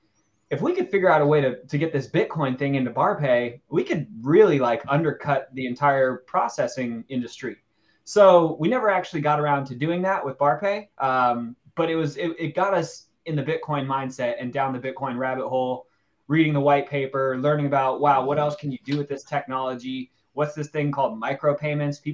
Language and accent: English; Los Angeles, California, United States; I'm obviously from Los Angeles